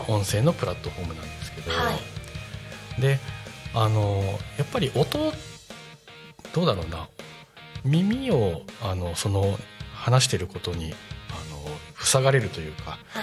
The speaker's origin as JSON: {"language": "Japanese", "region": "Aichi", "country": "Japan", "tie": "born or raised there", "moved": "yes", "said": "僕愛知出身なんですよ"}